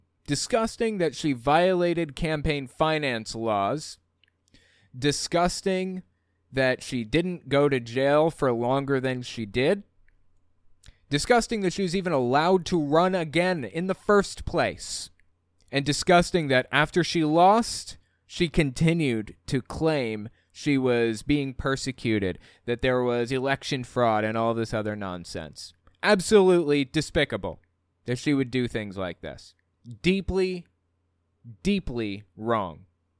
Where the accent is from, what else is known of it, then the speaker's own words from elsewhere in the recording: Colorado, United States; I'm from Mesa County, Colorado.